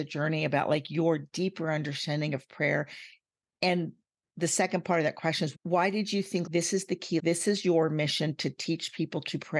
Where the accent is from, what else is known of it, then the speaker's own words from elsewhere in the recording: United States; Like, I'm American, yeah. But I didn't know what that meant because we lived overseas.